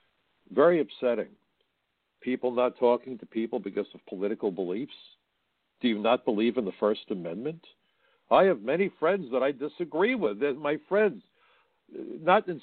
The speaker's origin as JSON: {"language": "English", "town": "New York City", "region": "New York", "country": "United States", "said": "I'm from Brooklyn"}